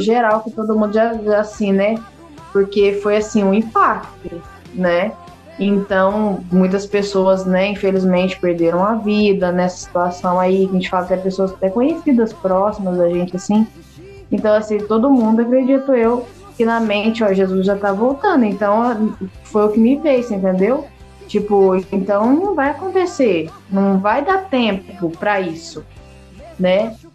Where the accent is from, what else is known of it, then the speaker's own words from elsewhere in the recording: Porto Ferreira, São Paulo, Brazil; Eu sou daqui de Porto Ferreira, estado de São Paulo